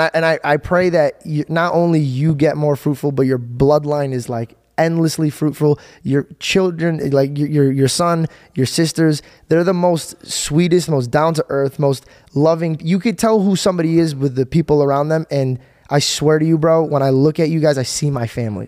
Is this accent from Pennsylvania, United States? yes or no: no; Arizona, United States; my hometown, Arizona